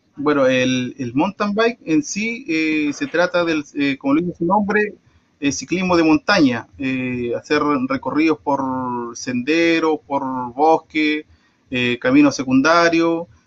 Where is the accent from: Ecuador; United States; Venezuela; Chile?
Chile; Traiguén, Araucanía; yo soy de acá de Los Trigales